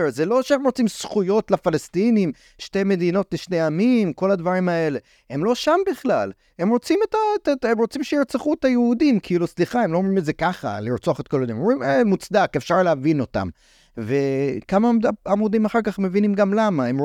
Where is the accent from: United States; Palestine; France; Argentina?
United States; אני גדלתי בארצות הברית, הייתי ב... בתקופות של מבצעים צבאיים של ישראל שם